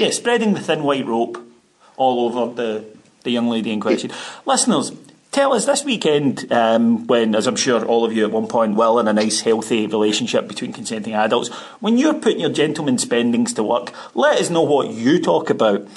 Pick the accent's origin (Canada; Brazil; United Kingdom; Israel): United Kingdom; Ayrshire, Scotland; now in Glasgow, United Kingdom; I wanted to move to Ayrshire back home